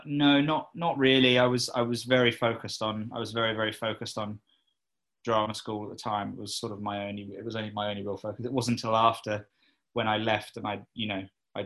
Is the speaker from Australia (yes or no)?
no; Cambridge, East of England, United Kingdom; I am from Cambridge